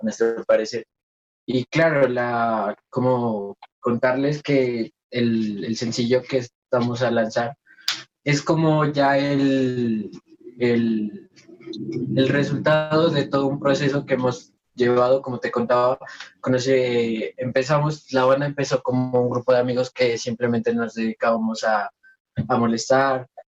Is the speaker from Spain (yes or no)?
no; Nariño, Colombia; nosotros somos Concubar, eh, de Nariño para el mundo